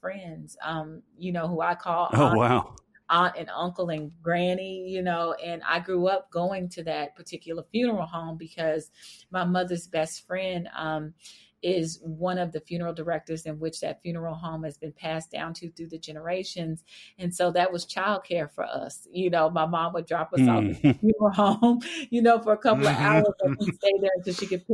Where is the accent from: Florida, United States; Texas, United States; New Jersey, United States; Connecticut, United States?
Texas, United States; Fort Worth; I grew up in Fort Worth, Texas